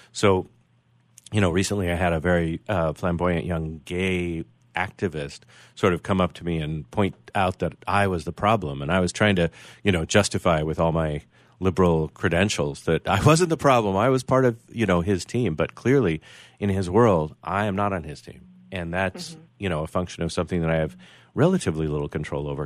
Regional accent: United States; I identify with being an American

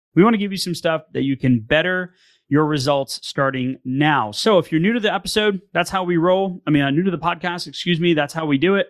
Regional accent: Northeast, United States; I'm from the Northeast

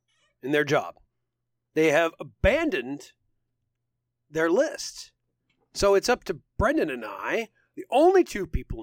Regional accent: United Kingdom; I'm a British guy.

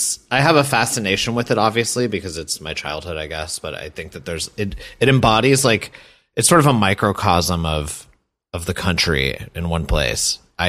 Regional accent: Petaluma, California, United States; born or raised there; also born or lived in San Francisco, California

